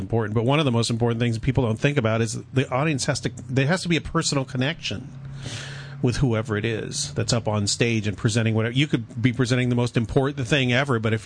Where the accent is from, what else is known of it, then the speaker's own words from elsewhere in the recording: San Diego, California, United States; moved away; I grew up many years in San Diego